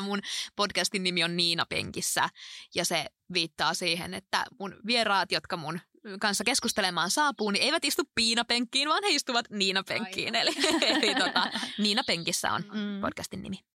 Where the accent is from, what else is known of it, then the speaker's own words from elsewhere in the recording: Alajärvi, South Ostrobothnia, Finland; moved away; also born or lived in Oulu; mä oon kotoisin tuolta Etelä-Pohjanmaalta, Alajärveltä ja siellä on ollut kaikin puolin ihmisen hyvä kasvaa